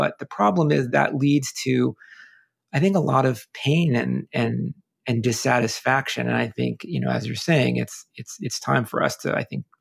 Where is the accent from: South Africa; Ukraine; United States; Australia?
United States; I'm Italian by ancestry growing up in America